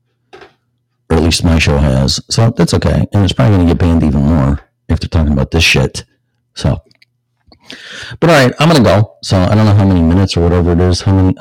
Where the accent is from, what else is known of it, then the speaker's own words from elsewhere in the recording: Illinois, United States; I'm from Illinois